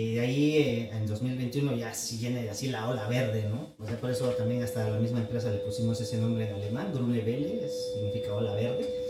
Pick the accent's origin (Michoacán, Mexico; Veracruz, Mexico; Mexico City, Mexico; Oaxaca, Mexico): Oaxaca, Mexico; San Gabriel Mixtepec; also born or lived in Yucatán / Switzerland; mi pueblo, San Gabriel Mixtepec, en la costa de Oaxaca